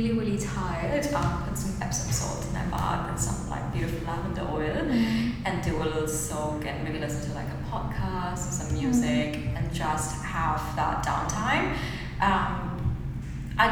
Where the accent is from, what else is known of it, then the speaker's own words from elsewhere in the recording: India; moved away as an adult; now in New Zealand; I think this is the beauty of like growing up in India